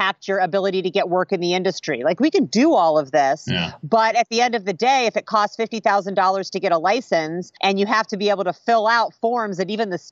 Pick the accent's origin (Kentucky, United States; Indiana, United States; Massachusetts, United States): Indiana, United States; moved away as an adult; also born or lived in Chicago, Illinois / Oakland, California; I grew up in Indiana